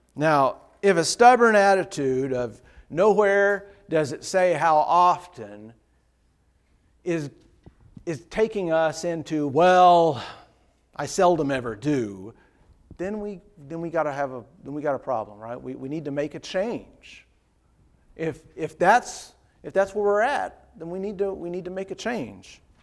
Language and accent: English; Dayton, Ohio, United States; the preacher I grew up with in Dayton